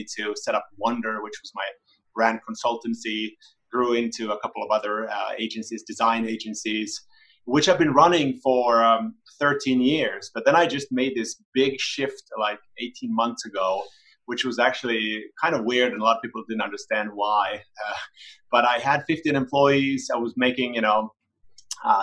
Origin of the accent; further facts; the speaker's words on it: Helsinki, Uusimaa, Finland; I'm also from Helsinki, Finland